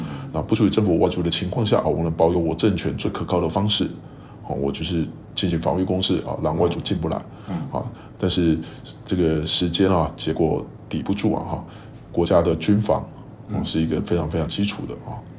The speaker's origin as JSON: {"language": "Chinese", "region": "Kaohsiung", "country": "Taiwan", "said": "做好我们高雄人啊，不要有这种这种思维啊"}